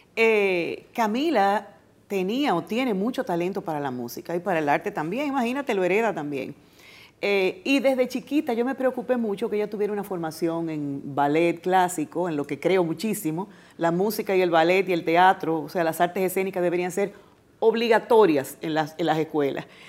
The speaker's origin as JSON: {"language": "Spanish", "country": "Dominican Republic", "said": "como dominicana me siento más que satisfecha"}